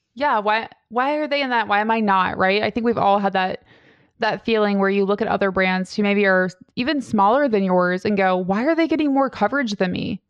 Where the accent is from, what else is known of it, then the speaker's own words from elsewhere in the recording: Cincinnati, Ohio, United States; I grew up in Cincinnati, so Like, skyline is life to me